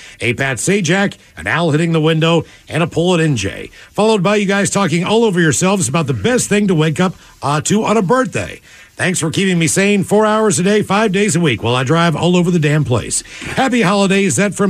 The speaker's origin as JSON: {"language": "English", "town": "Melbourne", "region": "Victoria", "country": "Australia", "said": "Maybe some Australian chocolate. Ooh. Cheers, guys. I'm from … from Melbourne, Australia."}